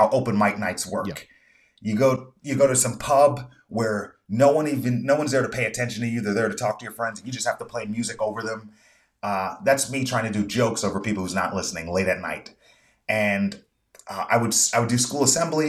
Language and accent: English; United States; I'm an American